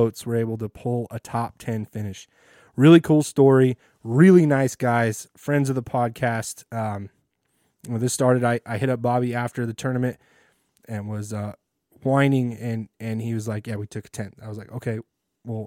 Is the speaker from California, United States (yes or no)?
yes; Fresno, California, United States; now in Bay Area, United States; I'm living in the Bay Area, but I grew up in Fresno.